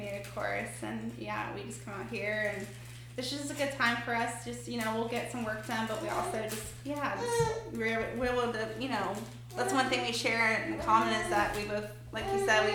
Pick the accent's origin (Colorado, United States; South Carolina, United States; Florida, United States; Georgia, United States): Georgia, United States; Pooler; we grew up in Pooler. We hail from Old Pooler